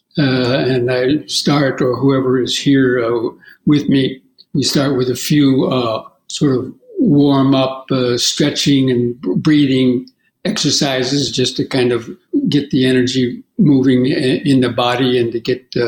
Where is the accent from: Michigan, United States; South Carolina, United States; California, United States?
California, United States; moved away as an adult; I grew up in California in the 50s and 60s